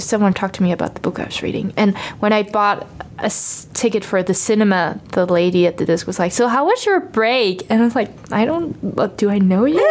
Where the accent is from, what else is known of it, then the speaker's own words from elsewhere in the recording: Copenhagen, Capital Region of Denmark, Denmark; first language Danish; English is a second language; also born or lived in Aarhus; I say that I'm from Copenhagen, but I'm actually from a little bit outside of Copenhagen, like the municipality of Copenhagen